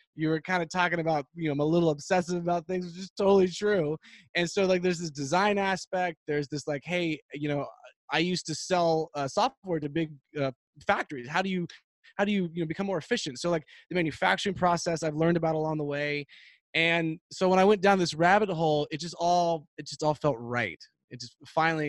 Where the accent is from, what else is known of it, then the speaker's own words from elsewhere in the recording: Texas, United States; growing up in Texas